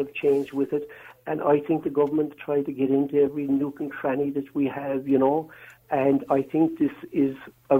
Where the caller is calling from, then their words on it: Cork, Munster, Ireland; we're ringing from Cork, and I tell you, in Cork, we had the, in West Cork